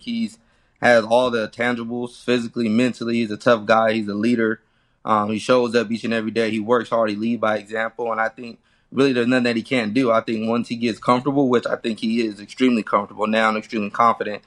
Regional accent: Fresno, California, United States; also born or lived in Chicago; my hometown in Fresno

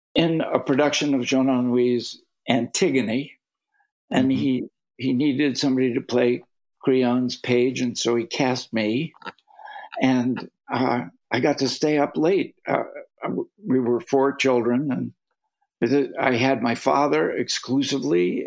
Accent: North Andover, Massachusetts, United States; also born or lived in Cambridge, Massachusetts; I grew up in a little town outside of Boston called North Andover, Massachusetts

